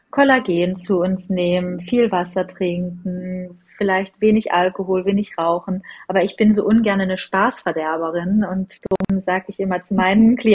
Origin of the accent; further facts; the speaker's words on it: Northern Germany, Germany; Du, tatsächlich als Norddeutsche bin ich der Skifahrer, obwohl ich die Snowboarder viel, viel cooler finde.